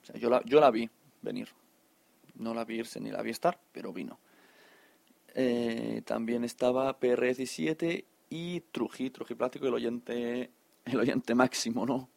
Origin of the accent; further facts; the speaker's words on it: Catalonia, Spain; buenos catalanes